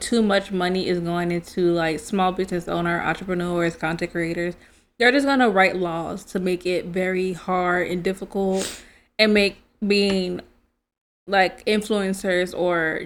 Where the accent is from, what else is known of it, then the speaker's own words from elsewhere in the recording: New Orleans, Louisiana, United States; now in Texas, United States; That's where I'm from, if y'all didn't know. I'm from New Orleans